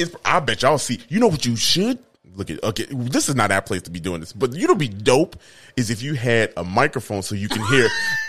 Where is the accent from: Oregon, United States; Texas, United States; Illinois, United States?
Illinois, United States; Chicago; I'm from Chicago.